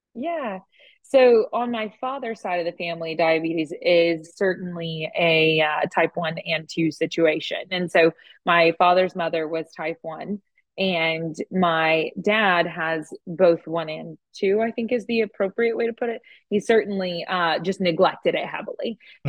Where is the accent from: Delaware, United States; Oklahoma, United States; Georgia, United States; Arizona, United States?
Oklahoma, United States; moved away as an adult; also born or lived in Norman, Oklahoma; now in Austin, United States; I grew up in Oklahoma